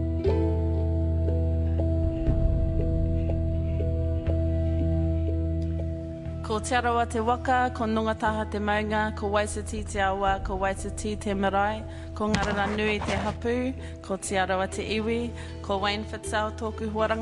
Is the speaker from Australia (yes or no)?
yes; Sydney, New South Wales, Australia; moved away; we grew up in Ahitereiria in Australia, in the big city of Sydney, in Surrey Hills.